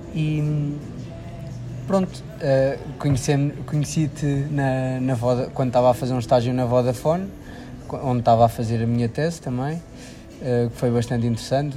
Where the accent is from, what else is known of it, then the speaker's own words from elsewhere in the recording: Figueira da Foz, Centro, Portugal; sou da Figueira da Foz